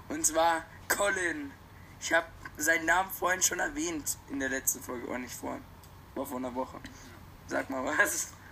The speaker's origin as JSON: {"language": "German", "town": "Neufahrn", "region": "Bavaria", "country": "Germany", "said": "Wir kommen aus Neufern. Eching ist das Nachbardorf."}